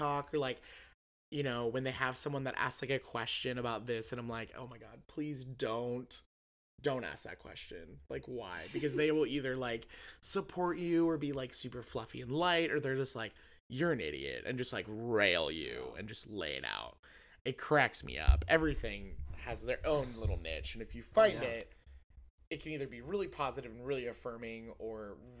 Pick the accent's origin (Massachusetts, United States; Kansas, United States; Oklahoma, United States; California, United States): Kansas, United States; And it's like what was so funny to me is I grew up in Eastern Kansas. And so like regionally, geographically, everyone assumes, you know, that's not Kansas a lot.